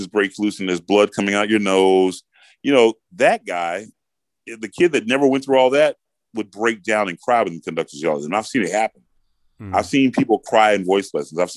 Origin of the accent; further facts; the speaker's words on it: Atlanta, Georgia, United States; I grew up in Atlanta, Georgia